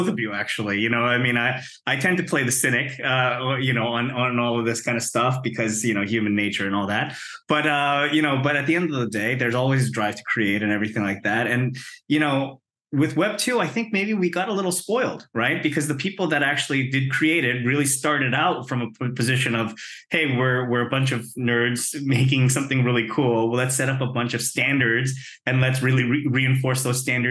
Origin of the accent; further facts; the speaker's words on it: Canada; now in United States; being a Canadian